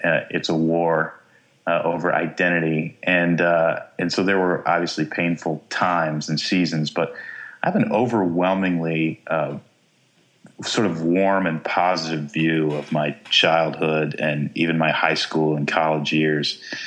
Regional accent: Texas, United States; growing up in Texas

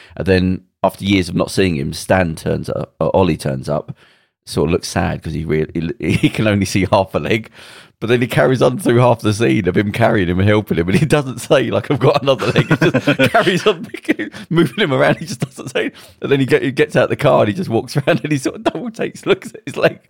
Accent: Belfast, Northern Ireland, United Kingdom; when I grew up in Belfast, there were soldiers in, out, outside all the houses

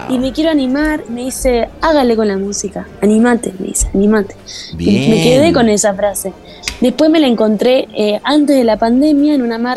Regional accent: Argentina; como que ya te sentís que soy de Argentina, pero también sos de acá, pero sos de acá.

